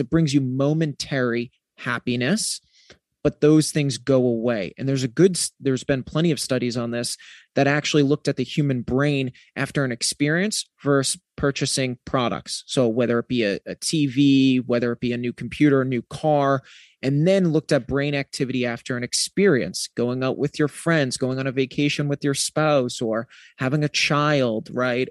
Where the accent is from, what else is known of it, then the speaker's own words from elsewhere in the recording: New England, United States; I'm from New England